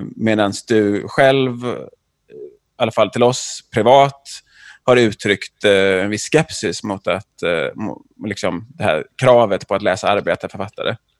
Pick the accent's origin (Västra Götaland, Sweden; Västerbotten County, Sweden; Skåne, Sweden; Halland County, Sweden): Västra Götaland, Sweden; Jonsered; jag är från Jonsered.